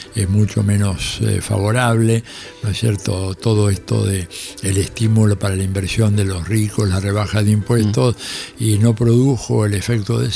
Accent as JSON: {"language": "Spanish", "country": "Argentina", "said": "nosotros pobres argentinos"}